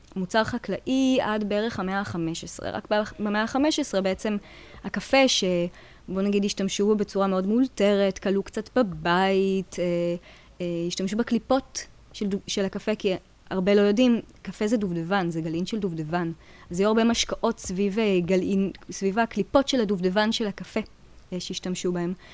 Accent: Tel Aviv, Tel Aviv District, Israel; moved away as an adult; also born or lived in Jerusalem; now in Paris, France; אני במקור תל אביבית

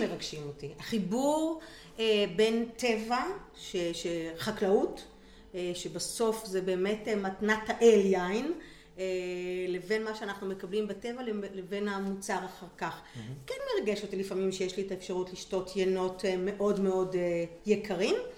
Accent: Kiryat Yam, Haifa District, Israel; also born or lived in Italy; נולדתי בקריית ים, גדלתי בקריית ים

